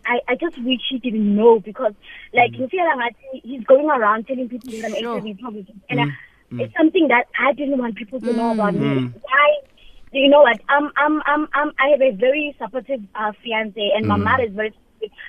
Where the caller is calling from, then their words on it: Mpumalanga, South Africa; from Mpumalanga.